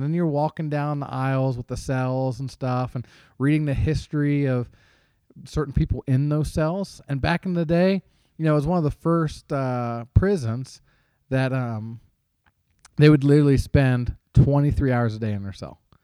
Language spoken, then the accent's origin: English; Cincinnati, Ohio, United States; I am a Cincinnati Reds fan growing up in the Cincinnati area.